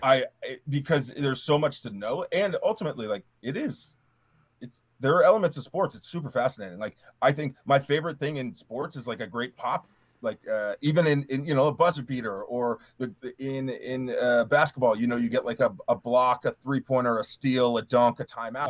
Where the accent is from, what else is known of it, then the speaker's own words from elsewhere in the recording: Mid-Atlantic, United States; I grew up on the Mid Atlantic.